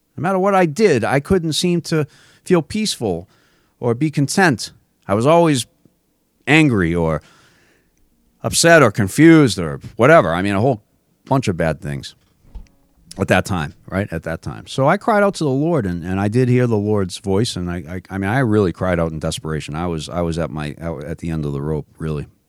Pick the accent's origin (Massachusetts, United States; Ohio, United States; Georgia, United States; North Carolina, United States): Massachusetts, United States; I grew up in Massachusetts